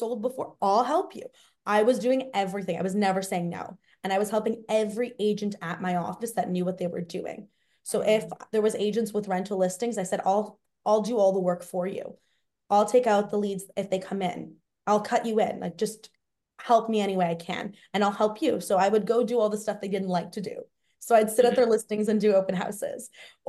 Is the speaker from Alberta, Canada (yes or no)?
no; Toronto, Ontario, Canada; I grew up in Toronto, so I have a very big network here. And I also went to high school, university, everything here. So I am very much a Torontonian through and through